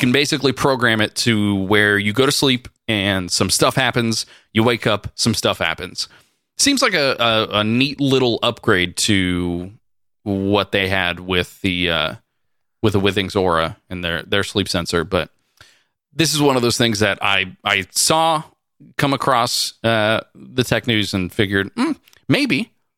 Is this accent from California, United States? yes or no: yes; California, United States; We're from California